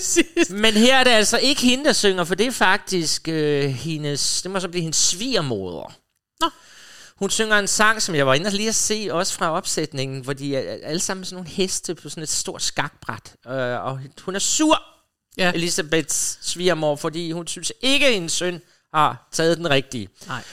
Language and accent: Danish; Funen, Southern Denmark, Denmark; Jeg kommer jo fra Fyn, hvor vi så tysk tv